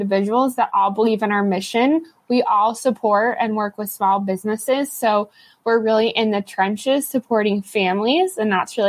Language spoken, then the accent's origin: English; Ohio, United States; Where I grew up in Ohio